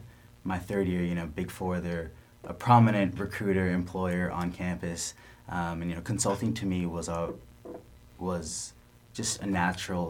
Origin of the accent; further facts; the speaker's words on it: San Diego, California, United States; also born or lived in Mountain View, California; I grew up in San Diego